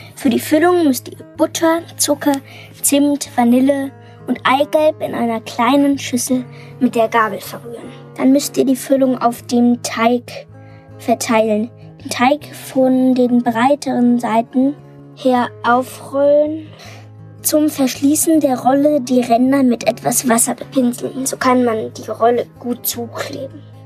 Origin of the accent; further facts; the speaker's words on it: Munich, Bavaria, Germany; ich komme aus München und bin neun Jahre alt.